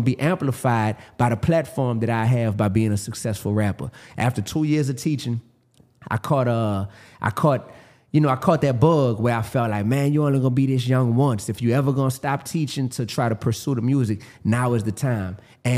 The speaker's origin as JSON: {"language": "English", "town": "New Orleans", "region": "Louisiana", "country": "United States", "said": "I'm from New Orleans, Louisiana."}